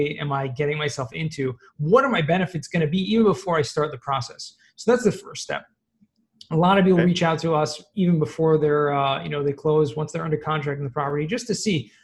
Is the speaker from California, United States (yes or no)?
yes; Los Angeles, California, United States; moved away; I actually grew up in Southern California